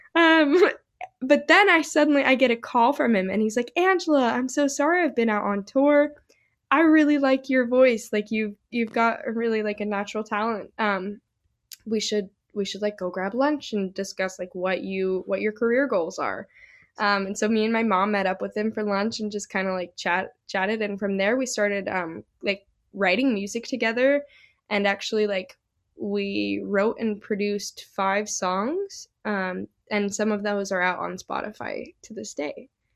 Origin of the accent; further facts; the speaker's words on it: Salt Lake City, Utah, United States; moved away as an adult; also born or lived in Boston; now in Nashville, United States; originally from Salt Lake City, Utah, born and raised.